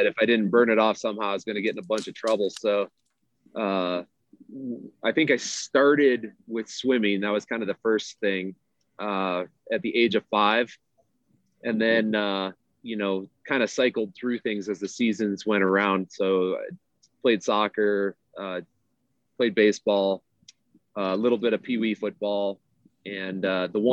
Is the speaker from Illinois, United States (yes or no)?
yes; Homewood, Illinois, United States; moved away as an adult; also born or lived in Denver, Colorado; now in Colorado, United States; I grew up on the south side of Chicago, town called Homewood, about maybe like 30-45 minutes south of the city